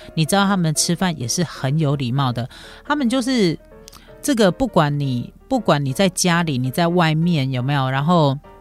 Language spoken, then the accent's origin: Chinese; Taiwan; 我们台湾人